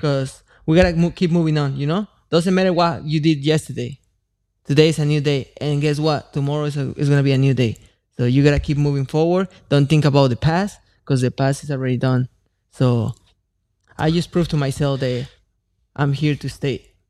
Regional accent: Mexico; moved away; I come from Mexico

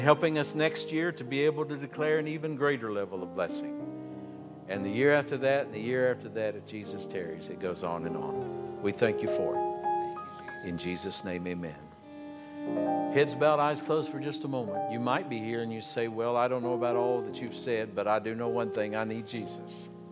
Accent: Appalachia, United States; I grew up in Appalachia. I grew up in the coal fields

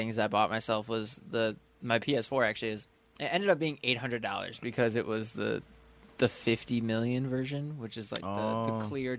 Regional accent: Buffalo, New York, United States; because I was born in Buffalo January 1st.

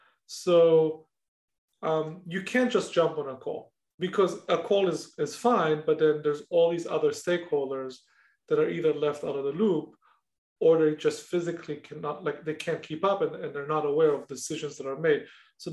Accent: Israel; English is a second language; moved away; when I moved from Israel, that was non-existent, meaning I knew how to write and read English, obviously, and definitely speak English somewhat better than I speak Hebrew in some cases.

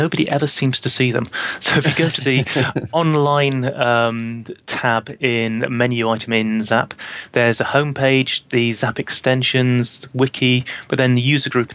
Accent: United Kingdom; I'm a Brit

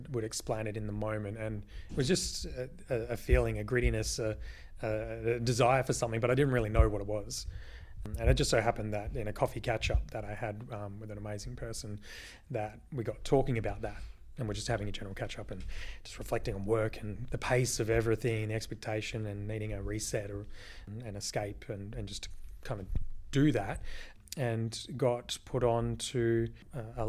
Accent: Brookton Highway, near Perth, Western Australia, Australia; I grew up living just on Brookton Highway in Rolling Stone

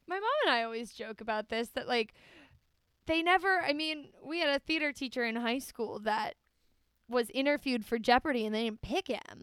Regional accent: United States; I'm an American

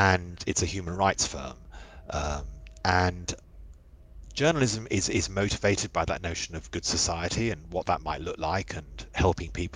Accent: London, United Kingdom; I grew up in West London. We lived under the flight path of Heathrow

